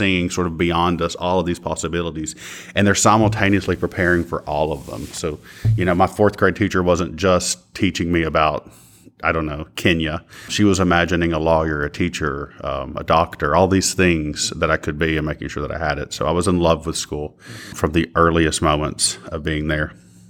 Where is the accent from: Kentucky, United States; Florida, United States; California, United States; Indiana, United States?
Kentucky, United States; I'm from Floyd County, Kentucky, so eastern Cofields of the state.